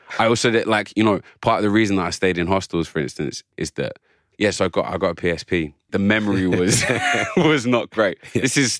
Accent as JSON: {"language": "English", "region": "England", "country": "United Kingdom", "said": "I'm English officially, but I have a very complex, as all of us do, all of us colonized peoples have a very complicated relationship with the history of this country."}